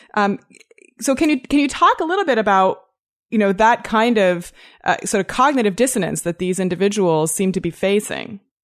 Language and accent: English; Toronto, Ontario, Canada; I'm from Toronto, too